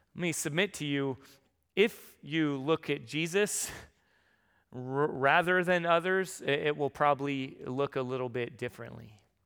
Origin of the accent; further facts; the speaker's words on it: San Diego, California, United States; moved away; I'm from San Diego